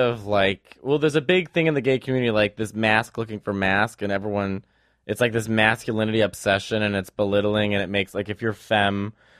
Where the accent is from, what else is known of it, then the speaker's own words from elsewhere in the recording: Maine, United States; And you know what else? I'm from Maine.